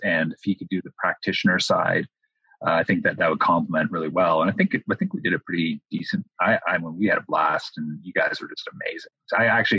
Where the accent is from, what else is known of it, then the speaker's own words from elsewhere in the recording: Windsor, Ontario, Canada; moved away as an adult; also born or lived in Toronto, Ontario; now in United States; my hometown of Windsor, Ontario